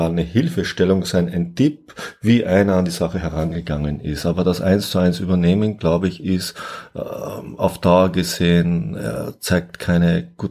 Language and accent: German; south, Austria; ich komme ja aus Österreich, ich komme aus dem Süden und früher hat es bei uns, heute nicht mehr ganz so gebräuchlich, das schöne Wort gegeben, Guster.